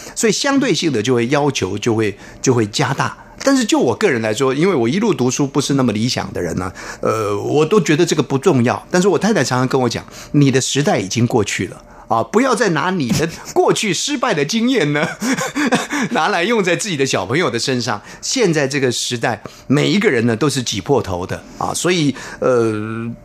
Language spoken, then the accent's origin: Chinese; Taiwan; 这个是比较传统的，呃，闽南话，啊，台湾话